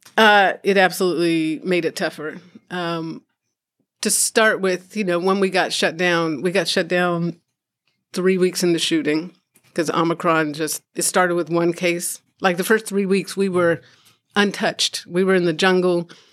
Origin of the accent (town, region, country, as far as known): California, United States; born or raised there; also born or lived in Chicago, Illinois